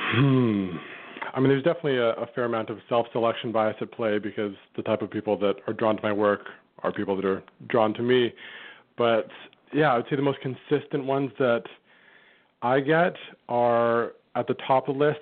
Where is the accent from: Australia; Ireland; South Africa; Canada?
Canada; Vancouver, British Columbia; my hometown of Vancouver, Canada